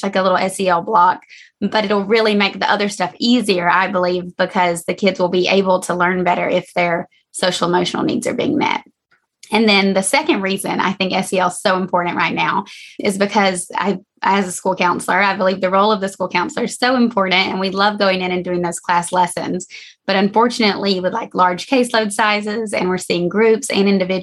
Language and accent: English; Georgia, United States; moved away as an adult; now in San Diego, United States; I'm from Georgia and I did my undergrad in psychology at Georgia College and State University